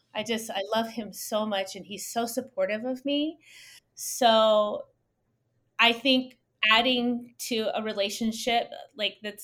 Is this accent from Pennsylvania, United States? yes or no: no; Tucson, Arizona, United States; moved away as an adult; I'm from Tucson, Arizona, but I haven't been living there for 17 years. So I came back home